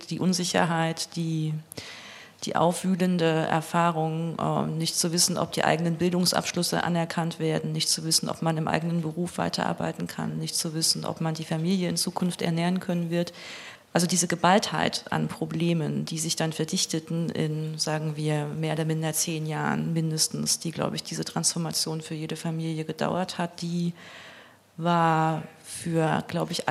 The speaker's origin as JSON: {"language": "German", "town": "Leipzig", "region": "Saxony", "country": "Germany", "said": "der mit Abstand häufigste Spruch, den ich höre, wenn ich sage, ich bin aus Leipzig. Oh, das hört man gar nicht."}